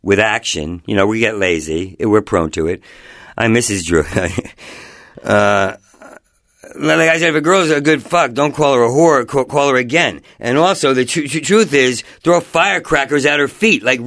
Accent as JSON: {"language": "English", "town": "Asbury Park", "region": "New Jersey", "country": "United States", "tie": "born or raised there", "moved": "yes", "said": "I grew up in New Jersey, in Asbury Park"}